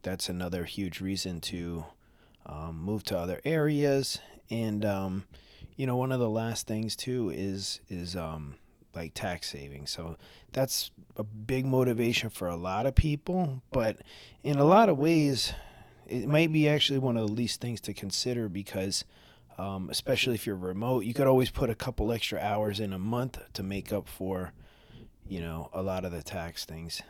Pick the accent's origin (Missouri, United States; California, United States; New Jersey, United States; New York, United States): New York, United States; New York City; born or raised there; moved away as an adult; now in Florida, United States